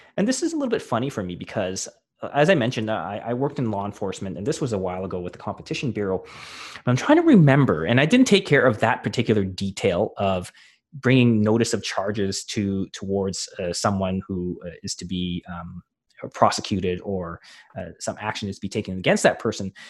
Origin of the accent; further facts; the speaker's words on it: Canada; a Canadian hockey fan